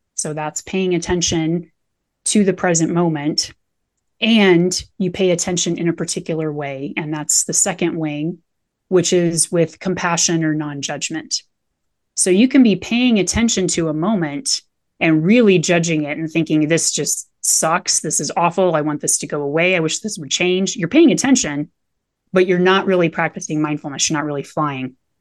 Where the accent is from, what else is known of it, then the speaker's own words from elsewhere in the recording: Nebraska, United States; now in Colorado, United States; I grew up in Nebraska, spent most of my life in a trailer down by the river.